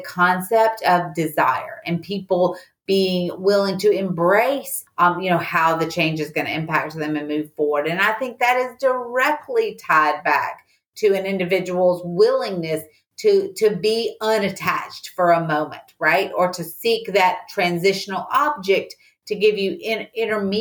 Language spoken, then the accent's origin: English; the South, Southern United States, United States; accent: Southern; my Southern accent is just so obvious